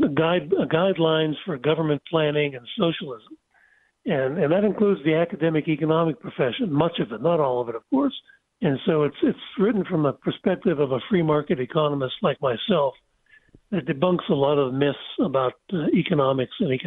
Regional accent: Pennsylvania, United States; I'm from Pennsylvania

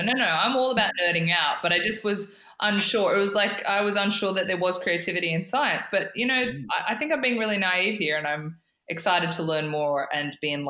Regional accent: Broken Hill, New South Wales, Australia; I grew up in Broken Hill

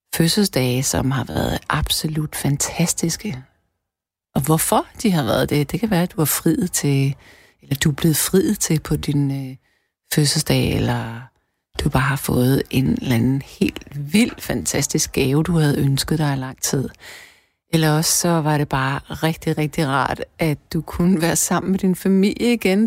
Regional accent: Denmark; vi danskere

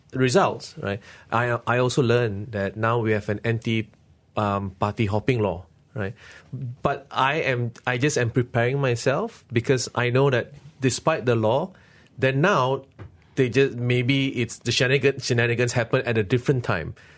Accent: Malaysia; my country

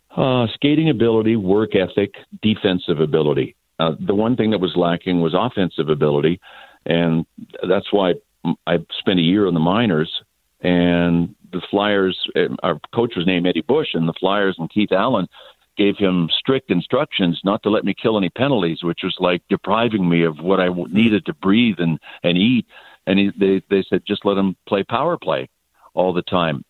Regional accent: Quebec, Canada; first language English; I grew up English in the province of Quebec

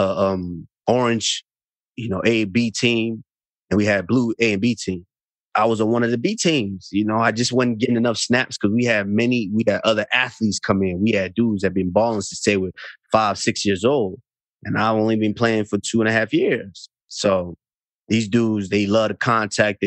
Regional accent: Arlington, Texas, United States; moved away as an adult; also born or lived in Auchi, Edo State, Nigeria; now in Boca Raton, United States; I grew up in Arlington, which is this kind of like the suburb

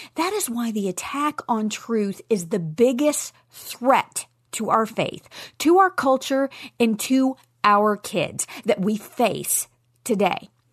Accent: Nashville, Tennessee, United States; in Nashville, Tennessee, my hometown.

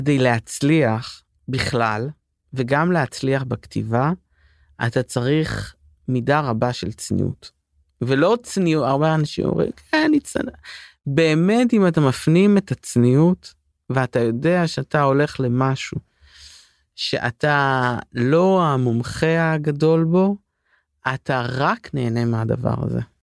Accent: Paris, Île-de-France, France; also born or lived in London; now in Israel; אני בפריז הייתי גדלתי שם

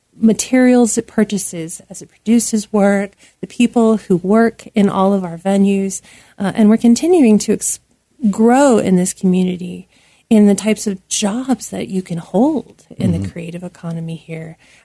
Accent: Rust Belt, United States; And I, growing up near the Rust Belt and working in the Rust Belt, I know what that feels like.

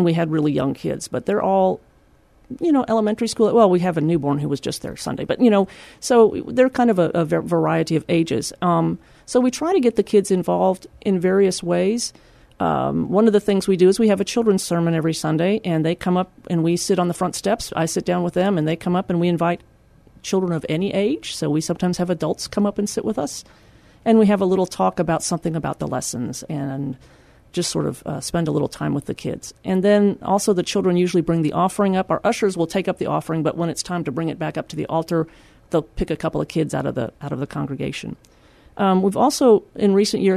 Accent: Austin, Texas, United States; also born or lived in Seguin, Texas; I grew up in Austin, and it was a wonderful place

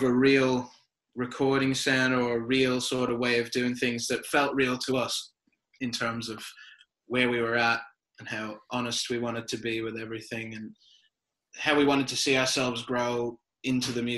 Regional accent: Ireland; moved away as an adult; now in Australia; I'm from Ireland originally. I moved to Australia in 2010, so 10 years ago

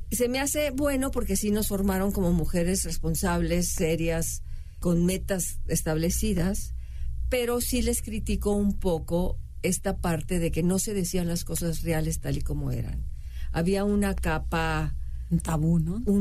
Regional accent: Nuevo Laredo, Tamaulipas, Mexico; now in Mexico City, Mexico; yo soy de pueblo, para empezar, soy de Laredo

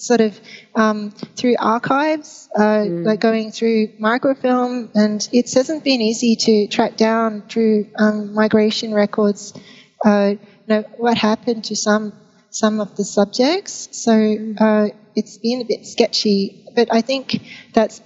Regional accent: Brisbane, Queensland, Australia; when I was growing up in Brisbane

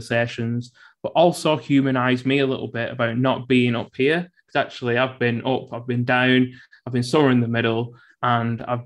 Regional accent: Bolton, North West England, United Kingdom; I was born and brought up in Bolton, grew up on a council estate.

